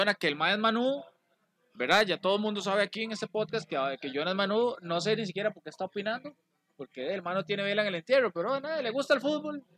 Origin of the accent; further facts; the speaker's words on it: Costa Rica; nosotros los ticos